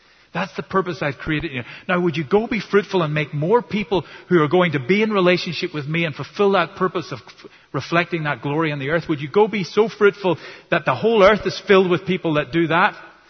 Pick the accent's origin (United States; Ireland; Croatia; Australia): Ireland; You know, I grew up in Ireland and we were pretty good at that in Ireland.